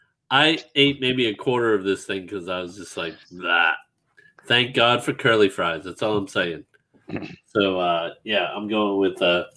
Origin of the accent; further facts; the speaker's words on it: New England, United States; I'm from New England. That's how we say it